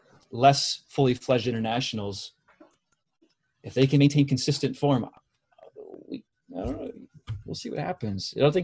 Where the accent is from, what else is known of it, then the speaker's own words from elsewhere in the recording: Michigan, United States; from Michigan.